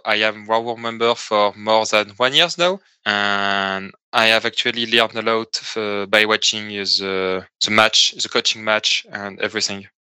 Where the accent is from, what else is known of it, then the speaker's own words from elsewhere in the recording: southern France, France; I came from France, from the south of France